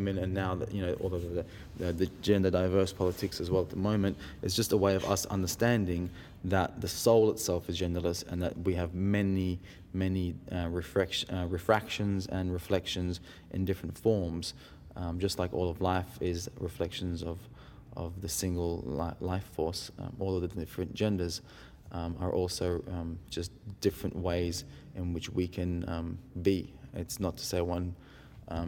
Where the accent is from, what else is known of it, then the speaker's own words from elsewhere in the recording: India; The reason I was born in India was because both of my parents were refugees from Iran to India